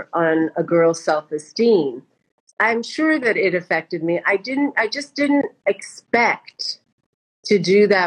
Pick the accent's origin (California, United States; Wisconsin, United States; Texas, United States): California, United States; La Puente; also born or lived in India; I grew up in La Puente